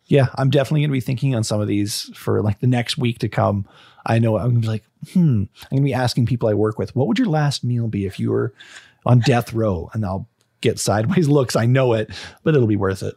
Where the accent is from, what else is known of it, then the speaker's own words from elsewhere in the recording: Canada; Being Canadian